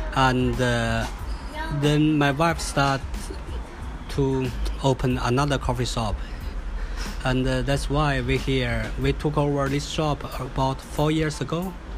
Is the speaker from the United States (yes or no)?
no; northern China, China; also born or lived in New Zealand; now in Sydney, Australia; I originally come from China